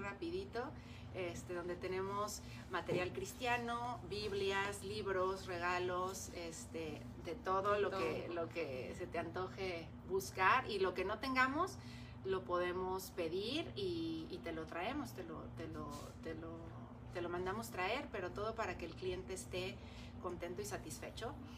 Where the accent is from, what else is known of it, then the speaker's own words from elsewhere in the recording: Mexico; como cultura mexicana